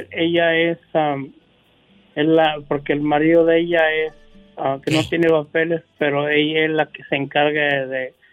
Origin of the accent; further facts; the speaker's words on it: Guadalajara, Jalisco, Mexico; soy de Guadalajara, Jalisco.